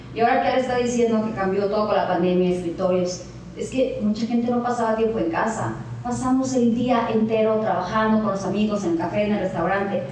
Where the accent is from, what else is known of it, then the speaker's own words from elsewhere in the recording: Mexico; now in Cabo San Lucas, Mexico; soy mexicana